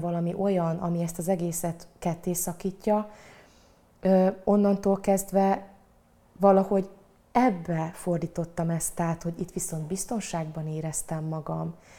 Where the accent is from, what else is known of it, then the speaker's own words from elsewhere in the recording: Cégénydányád, Szabolcs-Szatmár-Bereg, Hungary; also born or lived in Satu Mare, Romania / Fehérgyarmat, Hungary; A faluban, ahol felnőttem, ez Cégénydányád